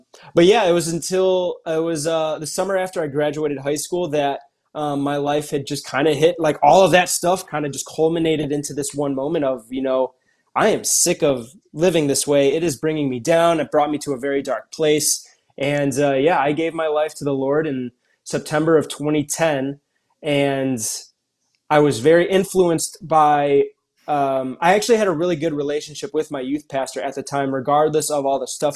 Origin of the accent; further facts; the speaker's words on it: Cleveland, Ohio, United States; I am originally from Cleveland, Ohio. That's where I was born and raised